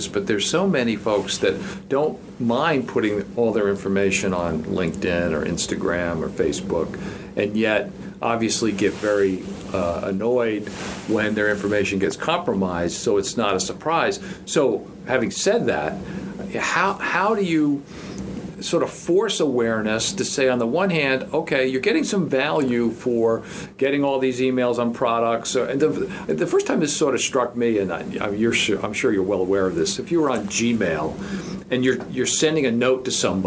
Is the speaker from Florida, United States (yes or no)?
no; Northern Virginia, United States; I'm from Northern Virginia